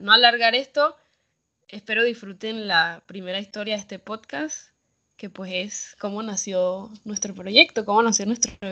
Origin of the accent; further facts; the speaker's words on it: Panama; Tengo 24 años, soy la segunda hermana de cuatro hijas, soy panameña